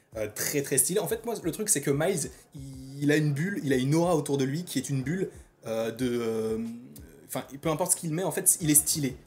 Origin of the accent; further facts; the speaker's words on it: France; en tant que Français, en fait, on a grandi aussi en partie avec la voix de Donald Renew